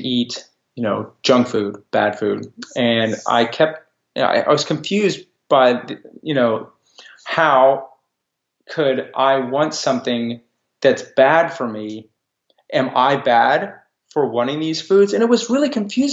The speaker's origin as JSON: {"language": "English", "region": "Texas", "country": "United States", "said": "I'm a Texan, and my family has been in Texas for a long time. I'm also a Jew. So I grew up with two cultures"}